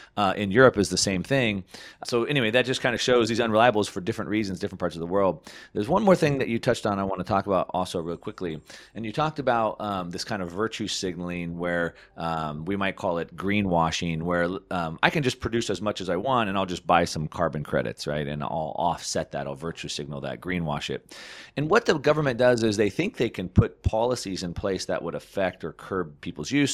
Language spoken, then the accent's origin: English; California, United States; I come from California